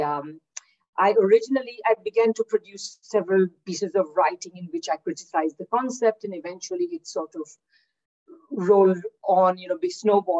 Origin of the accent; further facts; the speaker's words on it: India; moved away as an adult; also born or lived in Kingston, Ontario, Canada / Victoria, Canada; now in Manitoba, Canada; I'm originally from India, where I did my undergraduate degree